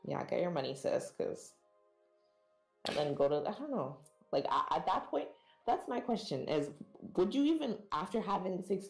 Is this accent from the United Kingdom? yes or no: no; Jamaica; As a Jamaican